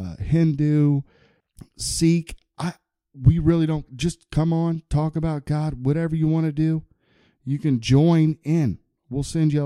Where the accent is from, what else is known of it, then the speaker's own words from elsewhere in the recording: Huber Heights, Ohio, United States; I grew up with him in my hometown of Heber Heights